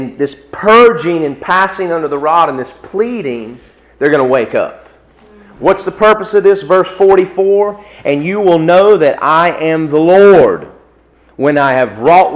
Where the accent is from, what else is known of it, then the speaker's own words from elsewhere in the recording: United States; I can't get a visa as an American